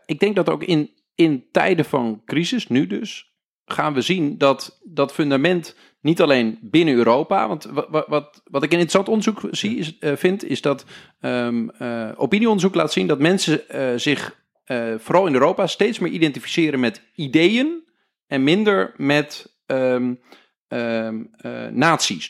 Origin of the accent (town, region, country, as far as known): Netherlands